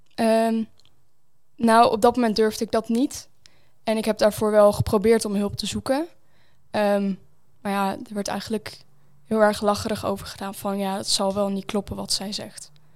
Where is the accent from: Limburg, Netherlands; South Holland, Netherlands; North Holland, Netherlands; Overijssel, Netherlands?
Overijssel, Netherlands; Zwolle; ik kom hier uit Zwolle